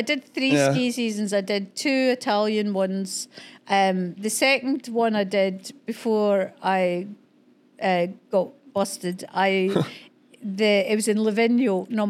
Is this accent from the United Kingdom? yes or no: yes; Scotland, United Kingdom; Because I'm Scottish and we're brought up in the bog of humanity